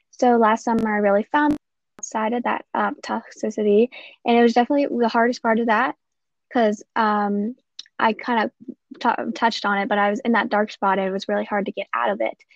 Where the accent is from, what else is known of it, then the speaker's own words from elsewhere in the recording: Ohio, United States; I am 15 years old and I'm from Ohio.